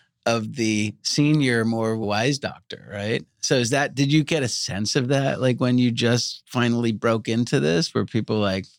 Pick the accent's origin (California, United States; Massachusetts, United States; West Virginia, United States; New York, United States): New York, United States; Long Island; I grew up on Long Island in New York, and most everybody in my little town went to Dr. Serrano.